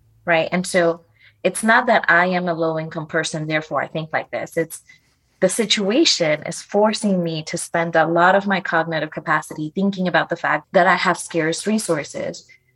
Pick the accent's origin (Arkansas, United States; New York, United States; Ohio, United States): New York, United States; New York City; also born or lived in Dominican Republic; I was born in the Dominican Republic. My family immigrated to the Bronx